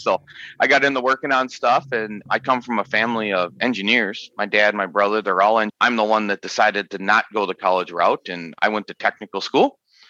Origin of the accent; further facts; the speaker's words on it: Minnesota, United States; also born or lived in Michigan; I did grow up in Minnesota. I moved around a little bit, but I grew up in Minnesota.